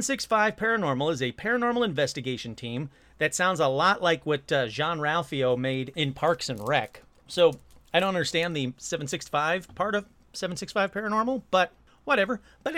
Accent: North Carolina, United States; It was incredibly hot. I'm from North Carolina. I was in California for my cousin's high school graduation.

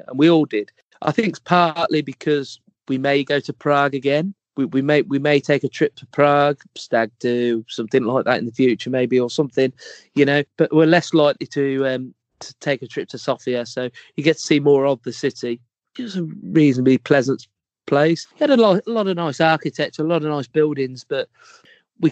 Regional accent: England, United Kingdom; we're English

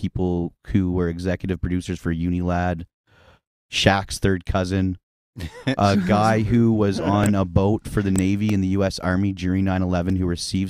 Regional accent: Muskoka, Ontario, Canada; now in Ottawa, Canada; growing up in Muskoka

